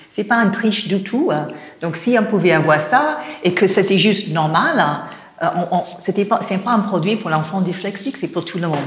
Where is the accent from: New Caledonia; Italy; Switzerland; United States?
United States; Los Angeles, California; accent: American; French is a second language; moved away as an adult; now in France; je viens de Los Angeles